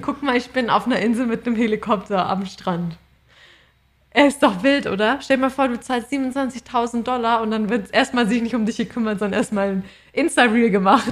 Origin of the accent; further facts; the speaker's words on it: Germany; now in Australia; bei uns in Deutschland